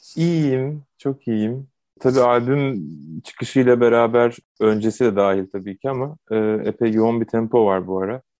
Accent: Adana, Turkey; ben Adana'da doğdum, büyüdüm

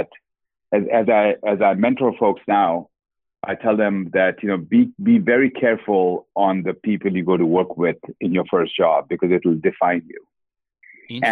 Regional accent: Kolkata, West Bengal, India; moved away; Born and brought up in Calcutta, India

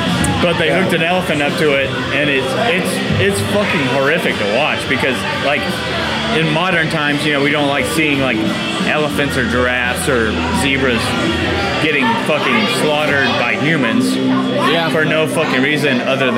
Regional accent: West Texas, United States; also born or lived in Mississippi; I grew up in West fucking Texas where we deer hunted and we dove hunted all the time. I went to college in Mississippi where we duck hunted all the fucking time.

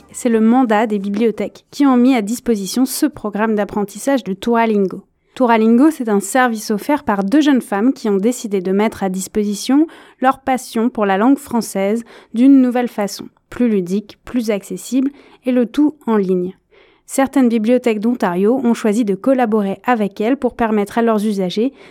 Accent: France; du coup j'habite en France, je suis française

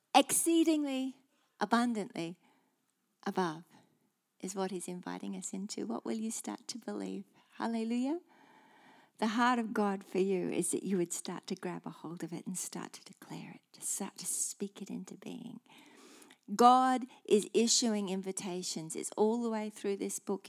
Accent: Australia; being Aussie

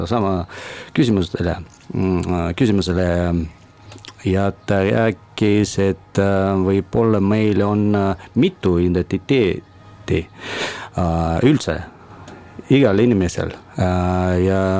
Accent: Russia; Estonian is a second language; now in Estonia; no muidugi ma olen, ma olen venelane ja see, see, see võib-olla on alati, aga no praegu kui ma leidsin oma teise kodu

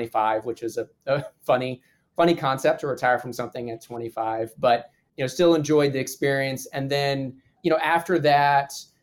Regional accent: Midwest, United States; moved away as an adult; also born or lived in New Orleans, Louisiana; I'm a kid from the Midwest

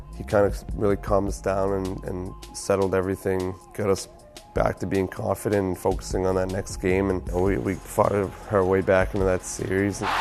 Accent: Halifax, Nova Scotia, Canada; the Maritimes and growing up where I did is it's a very simple life

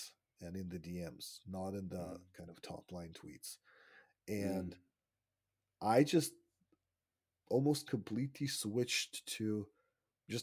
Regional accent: Israel; moved away as an adult; also born or lived in Russia (Soviet Union); now in Canada; I was born in Russia when it was still the Soviet Union. And then I lived in Israel for 25 years, which is where I grew up and had my formative years. And then we moved here about 7 years ago.

